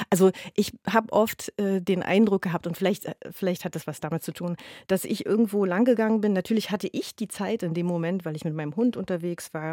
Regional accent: Berlin, Germany; zumal als Berliner gehe, also ich persönlich gerne in anderen Kiezen spazieren, weil das manchmal wie Urlaub ist

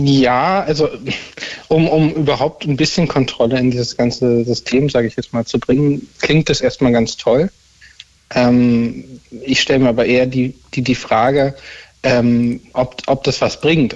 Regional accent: Berlin, Germany; ich komme auch aus Berlin

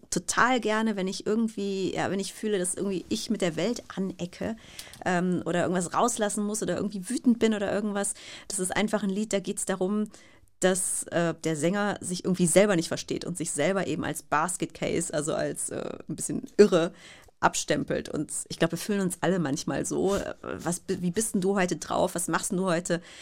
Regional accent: Bergisch Gladbach, North Rhine-Westphalia, Germany; Also ich hatte ein Fernglas, mit dem saß ich dann auch regelmäßig im Garten bei uns in Bergisch Gladbach.

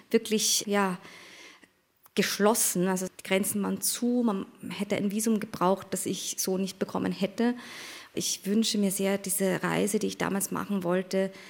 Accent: Austria; Also ich bin so, wie ich jetzt hier vor Ihnen sitze, sowohl Österreicherin als auch Japanerin

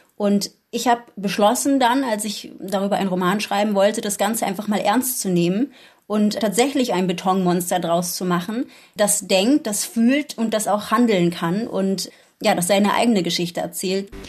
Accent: Berlin, Germany; Ich bin in Kreuzberg aufgewachsen, nicht am Cottbusser Tor, sondern im bürgerlicheren Teil von Kreuzberg

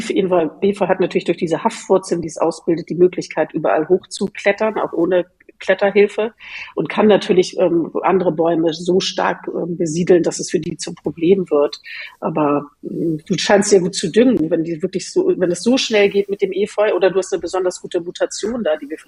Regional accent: Northern Germany, Germany; Ich bin ja äh, als Norddeutsche auch ganz mit, äh, sehr mit Skandinavien verbunden

